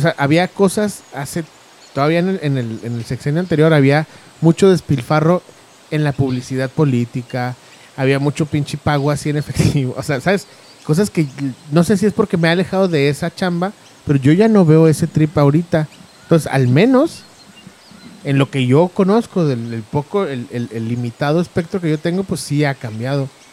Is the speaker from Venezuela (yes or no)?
no; Mexico; somos mexicanos todos